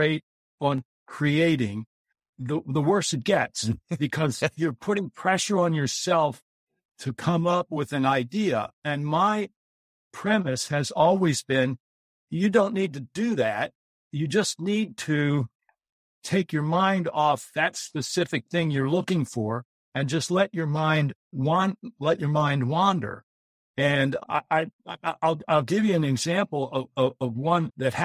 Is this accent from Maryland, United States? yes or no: yes; Baltimore, Maryland, United States; When I grew up in Baltimore, my mom and dad moved down there to get married.